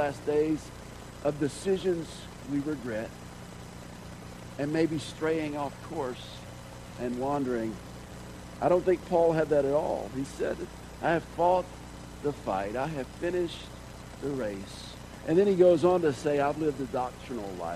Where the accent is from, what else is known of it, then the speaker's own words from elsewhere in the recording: Georgia, United States; Growing up in Georgia